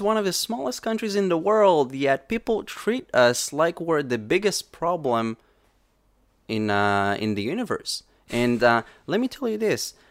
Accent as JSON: {"language": "English", "town": "Safed", "region": "Northern District", "country": "Israel", "tie": "born or raised there", "also_born_or_lived": "Samaria", "said": "I was born and raised in the countryside, in, in the Galilee, in Samaria and the Galilee"}